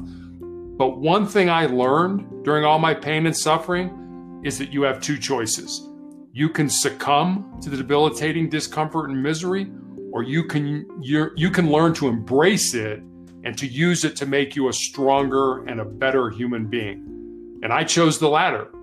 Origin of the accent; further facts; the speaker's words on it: Chicago, Illinois, United States; I was born and raised in Chicago, Illinois